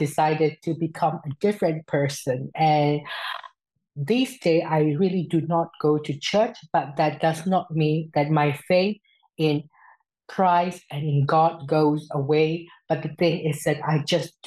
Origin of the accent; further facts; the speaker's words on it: Myanmar; moved away as an adult; now in Sweden; I am originally from Myanmar